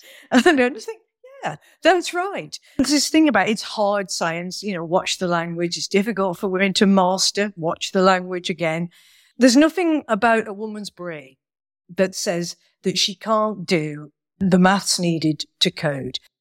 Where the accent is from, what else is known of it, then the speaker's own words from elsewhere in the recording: Manchester, North West England, United Kingdom; I was born in Manchester